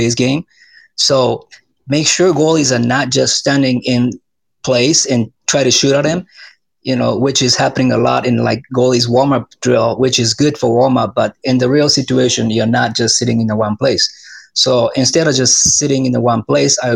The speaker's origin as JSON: {"language": "English", "country": "Japan", "moved": "as an adult", "lives_now": "Arizona, United States", "said": "I'm from Japan"}